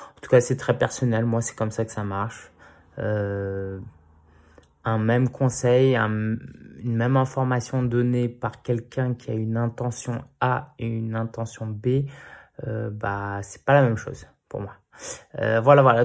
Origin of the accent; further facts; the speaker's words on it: Paris, Île-de-France, France; j'ai grandi dans le quartier de Belleville, euh, toute mon enfance à Paris